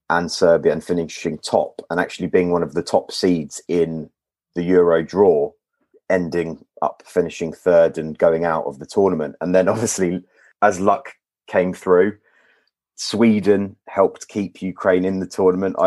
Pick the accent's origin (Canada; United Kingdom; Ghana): United Kingdom; London; Born and raised in London. Born in Wembley, actually.